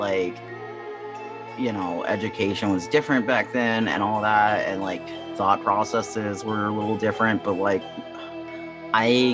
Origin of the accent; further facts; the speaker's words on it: Midwest, United States; I grew up in the Midwest